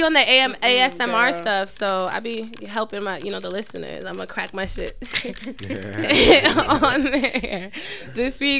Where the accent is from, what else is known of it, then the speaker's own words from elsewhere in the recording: New York City, New York, United States; we're from Queens.